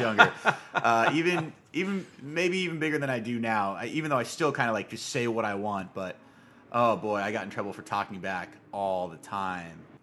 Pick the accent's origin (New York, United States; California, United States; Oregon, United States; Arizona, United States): Arizona, United States; Tucson; growing up, you know, grew up in Arizona, and it's hot. It's, Tucson, Arizona in particular, it's hot where I come from